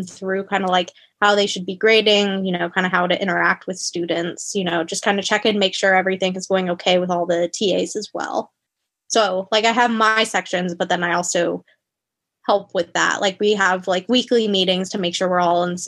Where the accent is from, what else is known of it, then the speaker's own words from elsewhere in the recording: Wilmington, North Carolina, United States; moved away as an adult; also born or lived in Boone, North Carolina; now in Michigan, United States; I was from Wilmington, which is kind of like the beach area